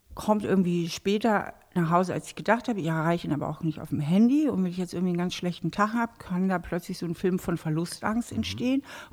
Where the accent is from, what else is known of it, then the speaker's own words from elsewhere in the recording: Hamburg, Germany; now in Trier, Germany; ich bin ja eigentlich Hamburgerin. Ne? Ich komme ursprünglich aus Hamburg, mhm. bin dort auch aufgewachsen